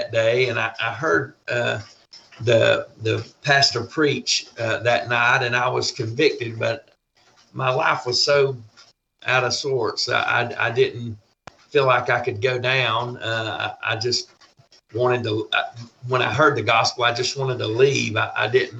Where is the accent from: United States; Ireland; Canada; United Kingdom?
United States; Buford, Georgia; also born or lived in Bethlehem, Georgia; I grew up in Buford, Georgia.